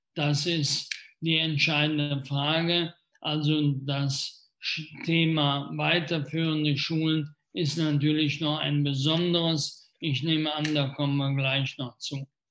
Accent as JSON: {"language": "German", "town": "Wesseling", "region": "North Rhine-Westphalia", "country": "Germany", "tie": "born or raised there", "said": "in meiner Heimatstadt"}